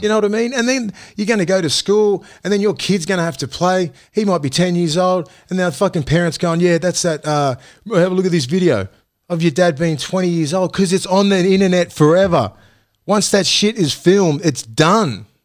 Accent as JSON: {"language": "English", "country": "Australia", "said": "I'm from Toronto West. I'm your young kid from commission houses"}